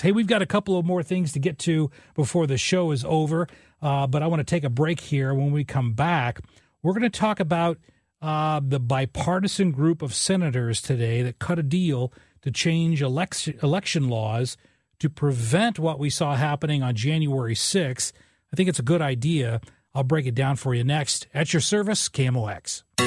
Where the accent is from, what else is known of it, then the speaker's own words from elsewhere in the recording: southern Illinois, United States; I grew up in a small coal mining town in southern Illinois, 5,000 people in the town